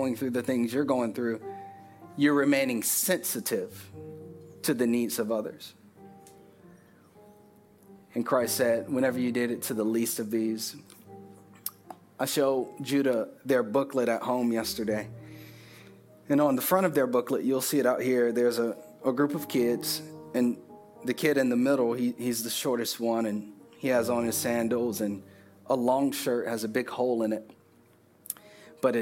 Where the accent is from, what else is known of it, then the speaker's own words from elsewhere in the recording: Richmond Heights, United States; moved away; They don't know I'm from Richmond Heights.